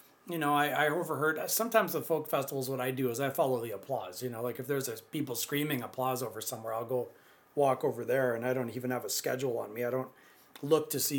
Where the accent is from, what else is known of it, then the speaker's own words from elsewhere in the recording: Pinawa, Manitoba, Canada; I'm from Pinawa, Manitoba, close to Winnipeg